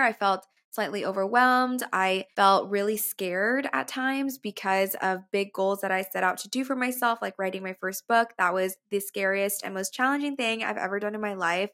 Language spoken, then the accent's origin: English; McAllen, Texas, United States; now in New York, United States; my hometown, McAllen